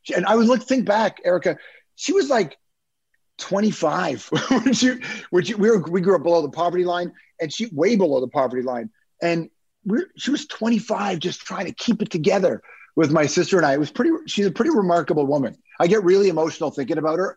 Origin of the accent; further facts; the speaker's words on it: Toronto, Ontario, Canada; also born or lived in Malton; we grew up in Toronto, uh, West Side, so I don't know who knows the city, but I grew up in Rexdale